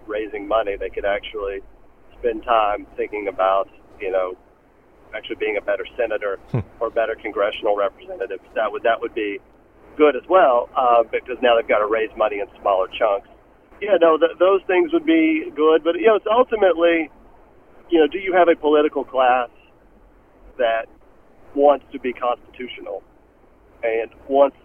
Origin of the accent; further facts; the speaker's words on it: Tennessee, United States; my home state of Tennessee